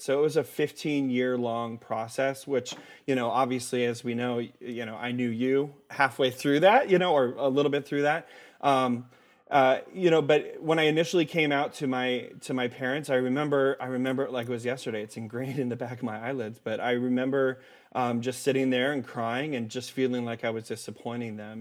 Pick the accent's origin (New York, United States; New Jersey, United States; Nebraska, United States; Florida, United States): Nebraska, United States; Omaha; I was, uh, born and raised in Omaha, Nebraska